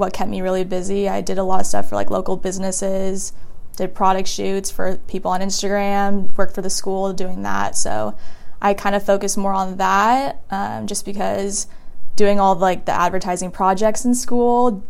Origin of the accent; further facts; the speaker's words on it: Newport Beach, California, United States; I'm from Newport Beach, California